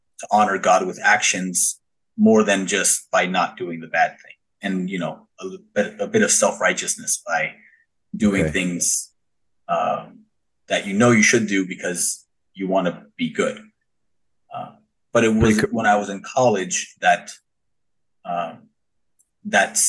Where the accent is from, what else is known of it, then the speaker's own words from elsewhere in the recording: Thousand Oaks, California, United States; I grew up in Thousand Oaks, California, born and raised